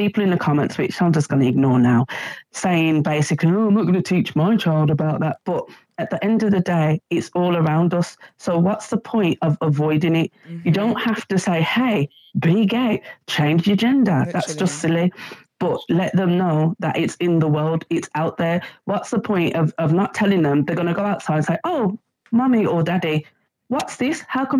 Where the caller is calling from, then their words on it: Birmingham, West Midlands, United Kingdom; I was just basically going to... Hi, Davina. I'm from Birmingham.